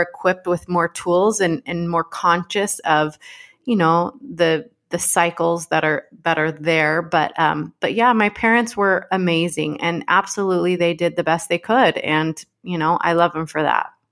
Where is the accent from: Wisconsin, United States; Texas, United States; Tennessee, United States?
Texas, United States; Dallas; I grew up in Dallas, Texas